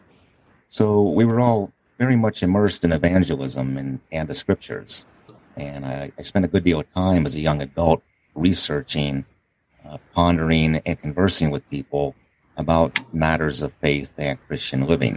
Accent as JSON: {"language": "English", "town": "Pittsburgh", "region": "Pennsylvania", "country": "United States", "tie": "born or raised there", "said": "I was raised as a Catholic back in my hometown of Pittsburgh"}